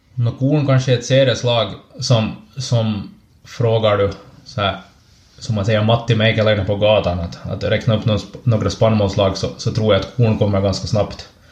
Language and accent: Swedish; Ekenäs, Uusimaa, Finland; also born or lived in Snappertuna / Raseborg; jag kommer från, från Ekenäs